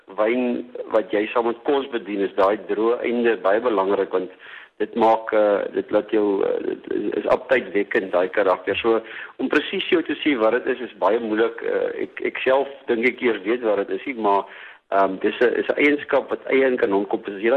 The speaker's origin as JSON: {"language": "Afrikaans", "country": "South Africa", "said": "as 'n Suid-Afrikaner"}